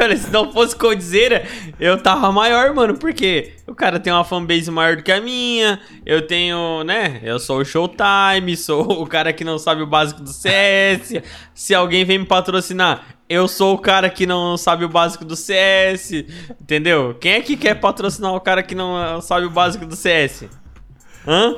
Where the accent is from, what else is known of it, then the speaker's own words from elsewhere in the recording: Brazil; a gente é brasileiro